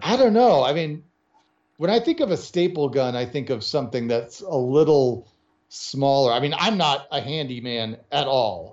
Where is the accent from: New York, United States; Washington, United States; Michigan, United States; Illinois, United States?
Illinois, United States; Chicago; I grew up in the Chicago area